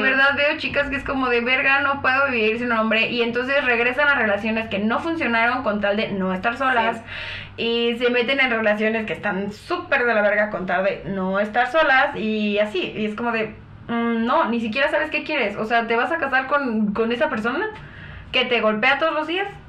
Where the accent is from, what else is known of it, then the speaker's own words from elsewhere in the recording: Chalco, State of Mexico, Mexico; sí soy de Chalco